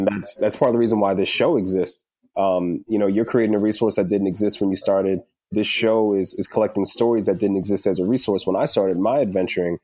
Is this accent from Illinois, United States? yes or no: no; Media, Pennsylvania, United States; I'm from outside of Philly. I'm from Media